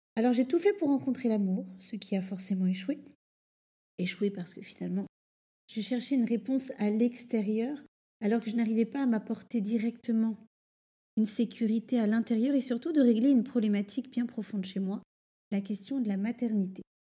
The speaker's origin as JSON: {"language": "French", "region": "Normandy", "country": "France", "tie": "born or raised there", "also_born_or_lived": "Rouen", "moved": "as an adult", "lives_now": "Paris, France", "said": "j'ai grandi en Normandie"}